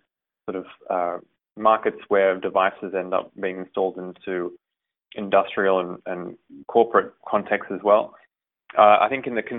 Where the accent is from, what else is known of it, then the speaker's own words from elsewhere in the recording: Australia; moved away as an adult; now in United States; My mother is Hungarian. And I was born and raised in Australia